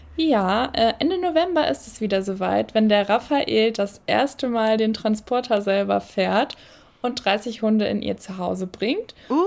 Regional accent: Cologne, North Rhine-Westphalia, Germany; moved away as an adult; now in Solingen, Germany; Wir sind tatsächlich gebürtige Kölner beide

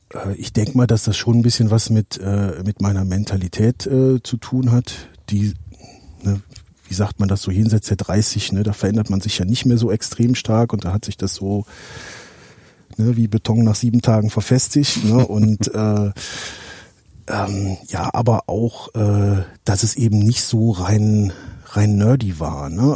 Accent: Alsdorf, North Rhine-Westphalia, Germany; also born or lived in Herzogenrath; ich komme hier aus dem Raum Aachen, ursprünglich aus äh, Alsdorf

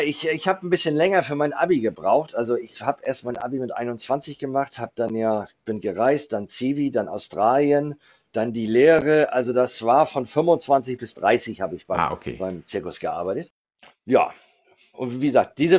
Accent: Kiel, Schleswig-Holstein, Germany; also born or lived in near the Danish border, Schleswig-Holstein; ich bin in Kiel aufgewachsen ähm, oder in Kiel geboren, auch die ersten Jahre in Kiel aufgewachsen

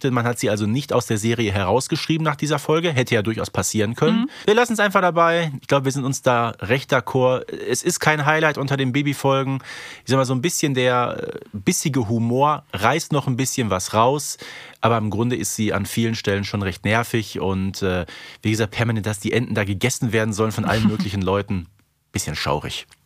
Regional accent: Hamburg, Germany; Ja, als Hamburgerin musst du dazu auch eine Meinung

